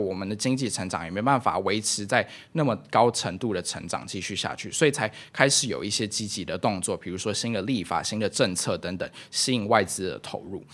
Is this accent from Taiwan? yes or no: yes; Taiwan; moved away; also born or lived in Myanmar; 因为自己身为一个台湾人吧